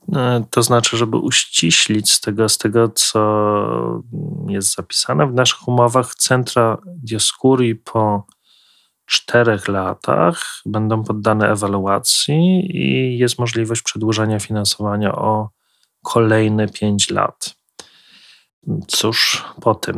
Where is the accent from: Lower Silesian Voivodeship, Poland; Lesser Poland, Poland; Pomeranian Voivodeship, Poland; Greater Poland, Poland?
Lesser Poland, Poland; Kraków; moved away as an adult; now in Warsaw, Poland; ja osobiście pochodzę z Krakowa